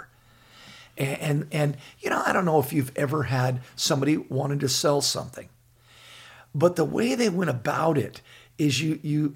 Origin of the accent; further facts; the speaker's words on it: Laguna Beach, California, United States; I grew up in Laguna Beach.